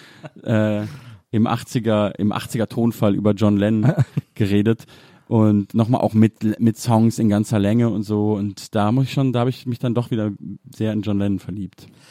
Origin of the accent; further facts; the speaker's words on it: Munich, Bavaria, Germany; die Ecke, wo ich aufgewachsen bin